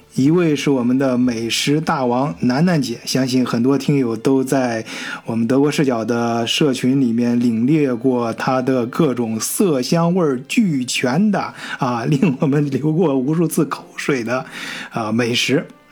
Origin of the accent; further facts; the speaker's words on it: China; 对于咱中国人来说啊